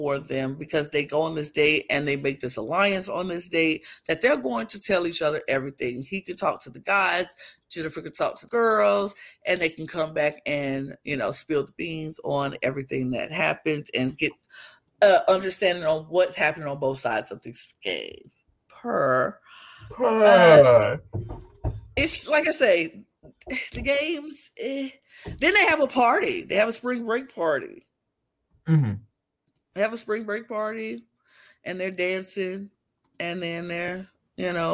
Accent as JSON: {"language": "English", "country": "United States", "said": "I'm American"}